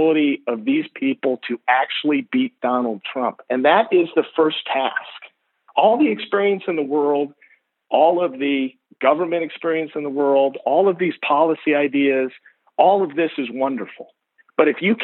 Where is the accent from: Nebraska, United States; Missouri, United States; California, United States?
Missouri, United States; St. Louis; I grew up in St. Louis